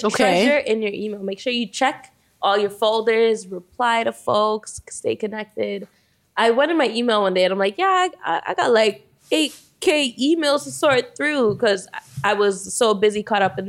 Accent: Toronto, Ontario, Canada; growing up in Toronto. I'm born and raised here

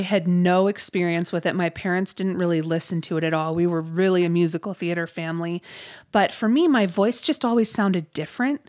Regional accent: Ohio, United States; I grew up in Ohio

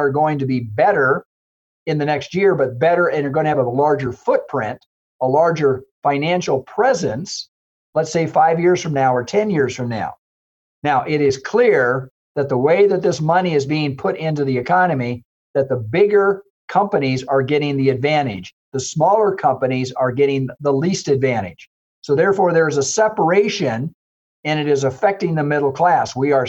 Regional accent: South Dakota, United States; I remember I came from the Southwest, I came from South Dakota, and railroad was one of the biggest employers.

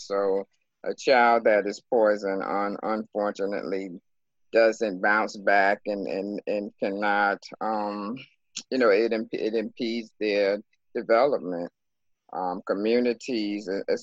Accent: South Carolina, United States; I was born in South Carolina almost 60 years ago.

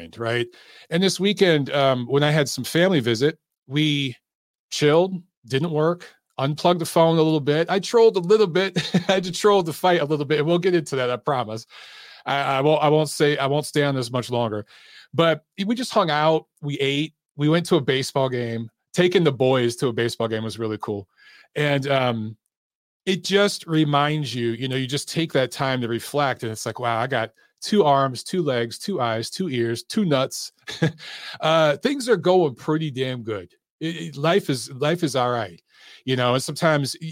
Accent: United States; growing up in America

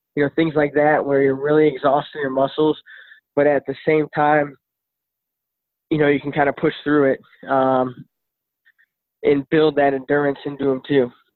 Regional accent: Midwest, United States; I'm from the Midwest.

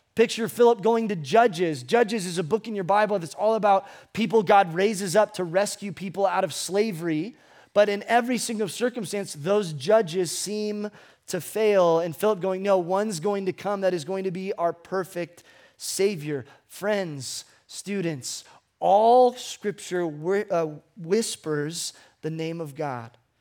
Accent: Ventura, California, United States; I was born in Ventura Memorial Hospital on January nineteenth, nineteen ninety-two

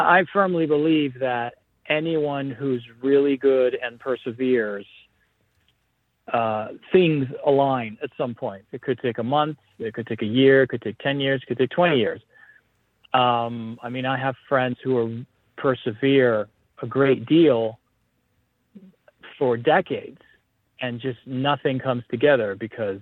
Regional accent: Coral Gables, Florida, United States; also born or lived in Greece / United Kingdom; I was born in Coral Gables, actually. I was raised mostly in Coral Gables

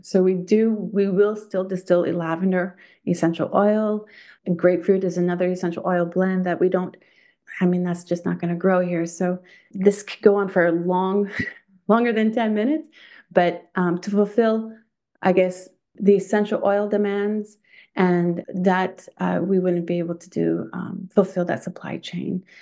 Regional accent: Thunder Bay, Ontario, Canada; now in Quebec, Canada; From Thunder Bay, Ontario, um, grew up a country girl in the countryside

